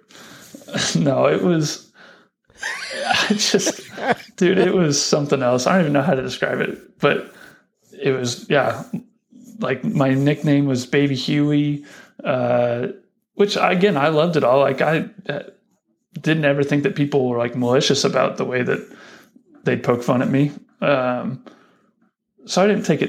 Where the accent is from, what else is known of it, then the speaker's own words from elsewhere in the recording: Lincoln, Nebraska, United States; also born or lived in Denver, Colorado; right before my kindergarten year, we moved out to Lincoln. Folks got a job at Union, and then spent my entire schooling years here in Lincoln.